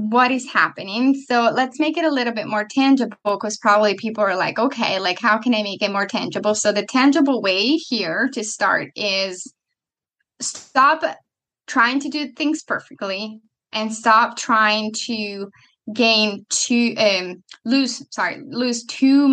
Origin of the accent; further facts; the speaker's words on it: Italy; moved away; I'm coming from Italy